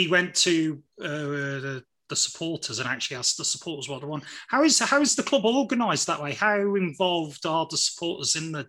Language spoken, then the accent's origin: English; Midlands, United Kingdom; Growing up in the Midlands